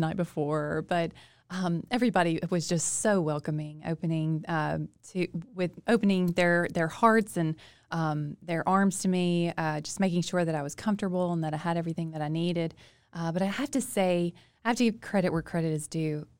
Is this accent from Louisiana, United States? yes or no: yes; Monroe, Louisiana, United States; I grew up in Monroe, city girl.